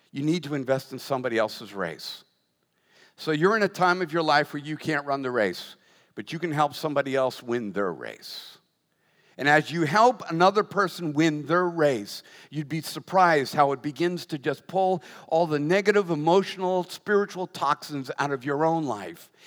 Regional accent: United States; as an American

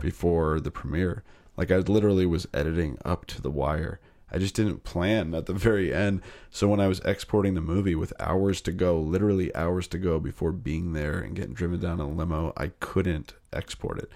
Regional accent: Northern California, United States; also born or lived in New Jersey; My mom and dad split up when I was seven. We moved to Northern California from New Jersey

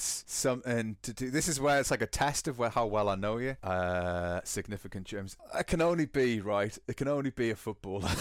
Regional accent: Newcastle upon Tyne, North East England, United Kingdom; accent: Geordie; now in Bavaria, Germany; I still have residual residual Geordie

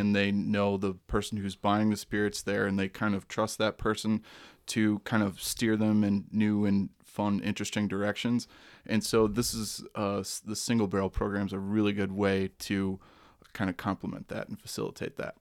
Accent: Moline, Illinois, United States; I'm actually originally from Moline, so just across the river from the great state of, I'm Iowa adjacent

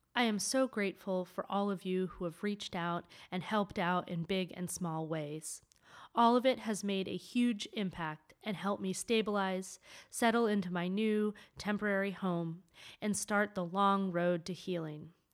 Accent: New England, United States; I'm from New England, and, you know, I was definitely raised with this Protestant work ethic

